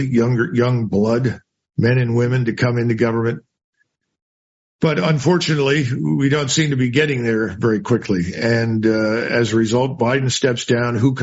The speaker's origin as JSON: {"language": "English", "town": "Philadelphia", "region": "Pennsylvania", "country": "United States", "tie": "born or raised there", "said": "I grew up in Philadelphia."}